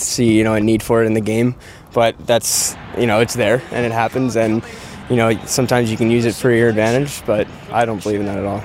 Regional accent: United States; as just an American

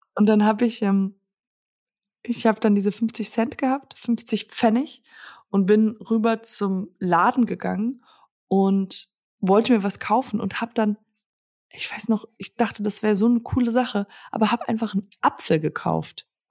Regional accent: Germany; hier in Höck, also in Höckritzhausen, da wo ich herkomme, ist, äh, ist ein Dorf

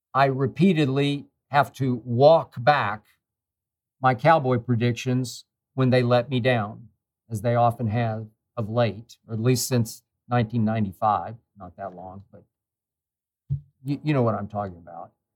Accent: Oklahoma City, Oklahoma, United States; I grew up in Oklahoma City.

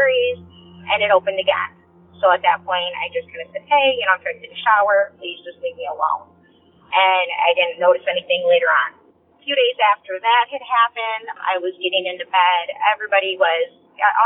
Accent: Northern Illinois, United States; I'm from Northern Illinois

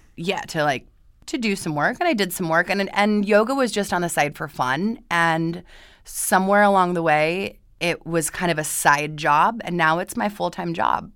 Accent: Boise, Idaho, United States; moved away as an adult; now in Los Angeles, United States; I'm originally from Boise, Idaho

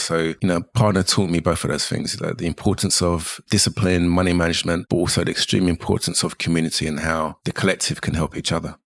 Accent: London, United Kingdom; I'm a Jamaican Londoner

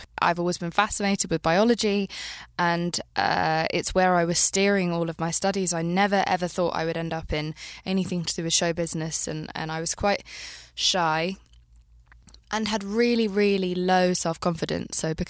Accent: London, United Kingdom; also born or lived in Marbella, Spain / Pakistan; I grew up in London and Spain.

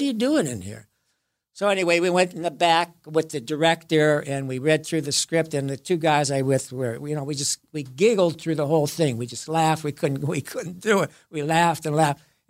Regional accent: Youngstown, Ohio, United States; moved away as an adult; also born or lived in New York; I'm from Youngstown, Ohio, and I started out at the Youngstown Playhouse

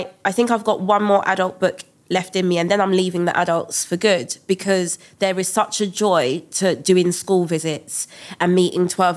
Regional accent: London, United Kingdom; moved away as an adult; also born or lived in Milton Keynes; I was born and raised in South London, Brixton

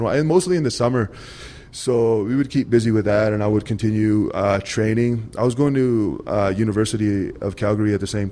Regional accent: India; I'm Indian

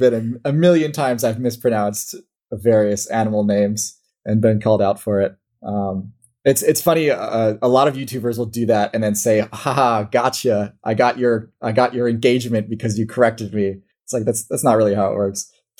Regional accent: Midwest, United States; accent: Midwestern; at least how I would read it in English in my Midwestern accent.

